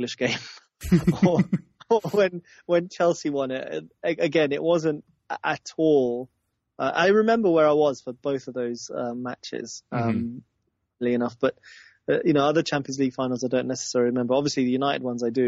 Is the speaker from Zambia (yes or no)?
yes; Zambia; I was born in Zambia